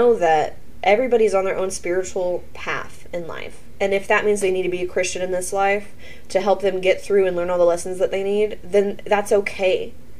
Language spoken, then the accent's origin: English; Oklahoma, United States; we're from the South, we're from Oklahoma.